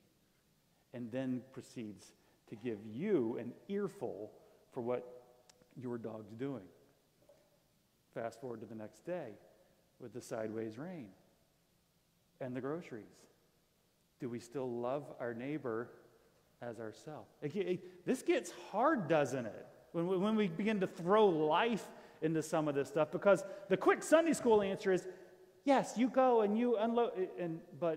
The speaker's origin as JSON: {"language": "English", "region": "Florida", "country": "United States", "moved": "yes", "said": "I'm from Florida"}